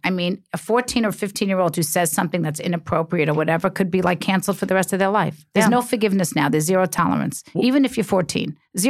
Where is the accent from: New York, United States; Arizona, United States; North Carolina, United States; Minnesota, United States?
New York, United States; New York City; I'm a New Yorker.